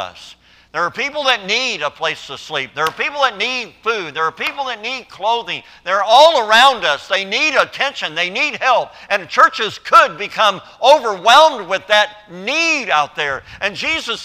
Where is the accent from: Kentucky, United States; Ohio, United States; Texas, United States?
Kentucky, United States; I grew up in Kentucky